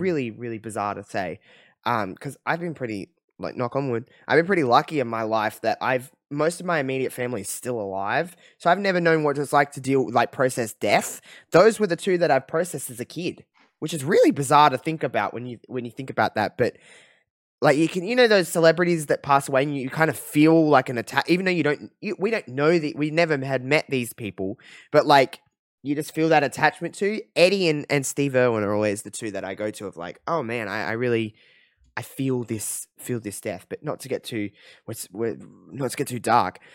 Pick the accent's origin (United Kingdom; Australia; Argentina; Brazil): Australia; as an Australian